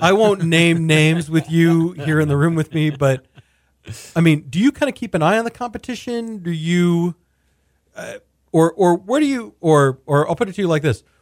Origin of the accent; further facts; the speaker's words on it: Houston, Texas, United States; I grew up in Houston